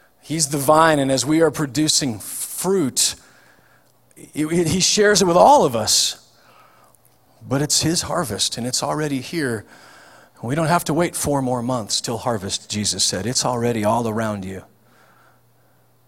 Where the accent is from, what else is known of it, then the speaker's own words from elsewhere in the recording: Nebraska, United States; I'm from Nebraska